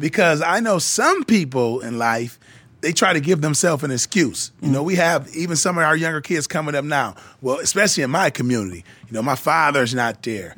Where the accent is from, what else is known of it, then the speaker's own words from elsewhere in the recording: Flint, Michigan, United States; I grew up in Flint, Michigan